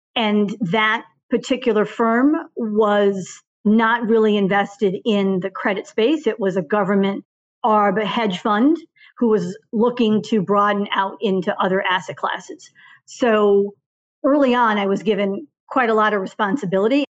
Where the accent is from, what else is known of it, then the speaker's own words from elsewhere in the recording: suburbs outside of Boston, Massachusetts, United States; also born or lived in Bermuda; born and raised in the suburbs outside of Boston